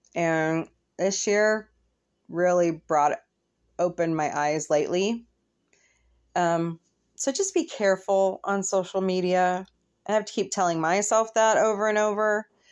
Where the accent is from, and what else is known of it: United States